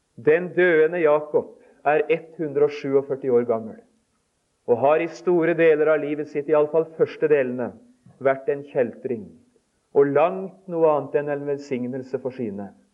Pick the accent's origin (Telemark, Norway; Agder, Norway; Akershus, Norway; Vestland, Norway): Telemark, Norway; moved away; hjemme i Telemark